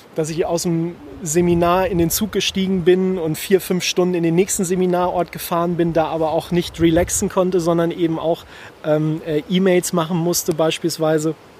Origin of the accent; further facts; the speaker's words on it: Germany; bei uns in Deutschland in den Alpen